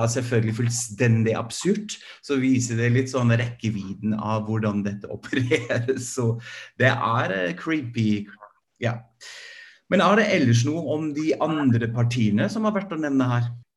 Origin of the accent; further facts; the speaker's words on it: Germany; now in Norway; jeg er fra Tyskland